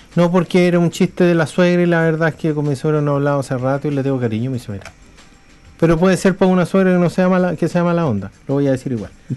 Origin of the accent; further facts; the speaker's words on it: Chile; now in New Zealand; nosotros somos de Chile